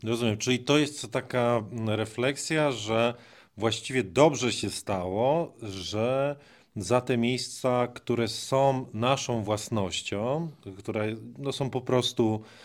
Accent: Greater Poland, Poland; pochodzi tak jak ja z Wielkopolski.

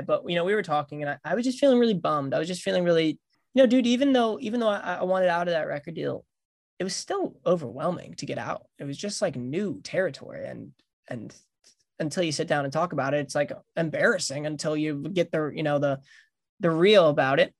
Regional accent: Long Island, New York, United States; I'm from Long Island, New York

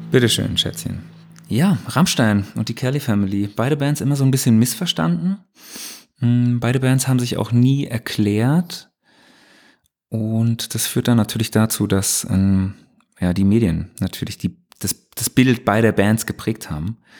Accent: West Germany, Germany; ich als Wessi

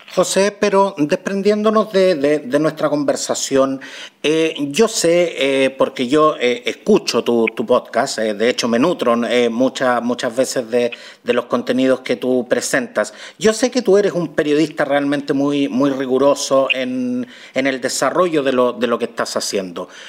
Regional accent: Chile

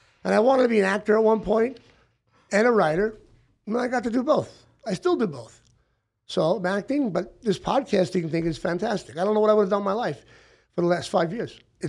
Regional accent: Hollywood, California, United States; She comes from Summerlin. I'm from Hollywood. Death Valley, we meet.

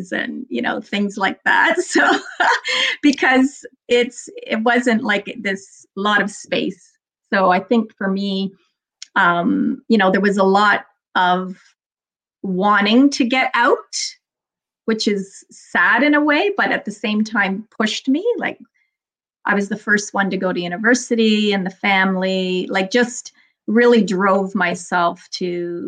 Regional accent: Toronto, Ontario, Canada; I grew up in Toronto, in the west end of Toronto, in a little, used to be called the borough of Etobicoke

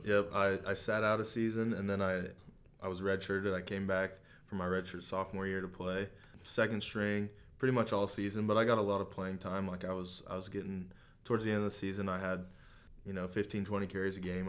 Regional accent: Hamilton, Missouri, United States; I grew up in Hamilton. It's a small town, uh, just south of Maryville.

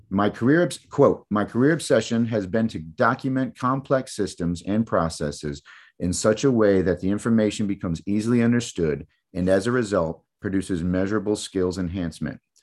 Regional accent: East Lansing, Michigan, United States; moved away; Growing up in Michigan, man, I was right in mid-Michigan, right where Mi-, East Lansing, where Michigan State is.

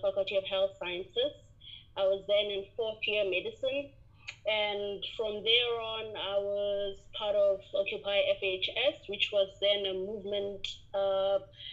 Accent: Limpopo, South Africa; I'm actually originally from Limpopo, born and bred here, and I'm currently serving the same population that raised me

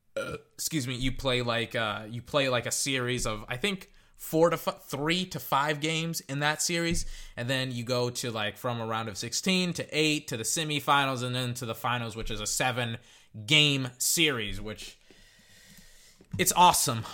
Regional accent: United States; as an American

